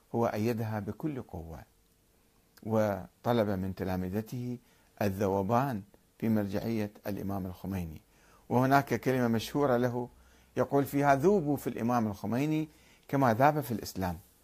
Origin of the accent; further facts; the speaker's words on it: Iraq; moved away; also born or lived in Karbala / Kuwait; رأينا كعراقيين